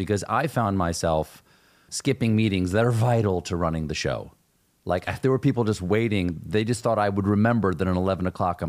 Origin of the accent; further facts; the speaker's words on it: Charleston, South Carolina, United States; I'm from Charleston, South Carolina